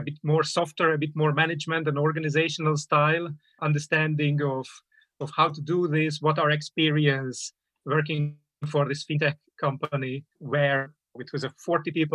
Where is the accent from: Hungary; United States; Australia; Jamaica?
Hungary; now in London, United Kingdom; originally from Hungary.